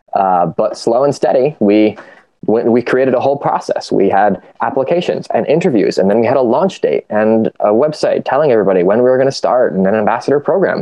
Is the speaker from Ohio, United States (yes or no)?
yes; Ohio, United States; I grew up in the Midwest. I grew up in the state of Ohio. I've been here my whole life